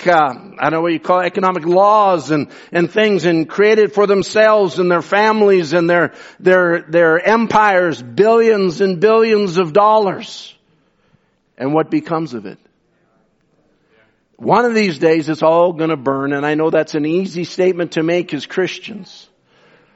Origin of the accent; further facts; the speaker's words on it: Canada; I'm as much Canadian.